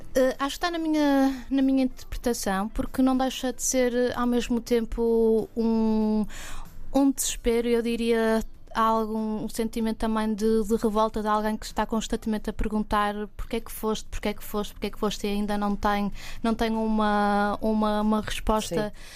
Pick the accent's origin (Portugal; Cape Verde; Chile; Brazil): Portugal; Porto, Norte; moved away as an adult; now in Lisbon, Portugal; nasci no Porto